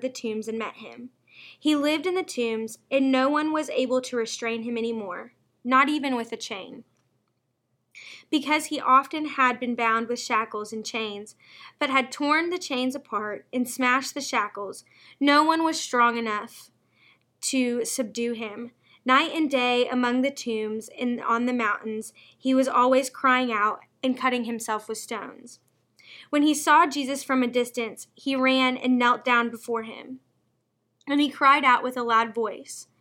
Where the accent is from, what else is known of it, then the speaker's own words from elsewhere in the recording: Owensboro, Kentucky, United States; I was born in Owensboro, Kentucky.